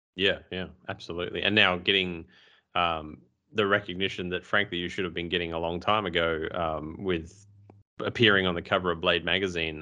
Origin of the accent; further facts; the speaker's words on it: Australia; we're Australian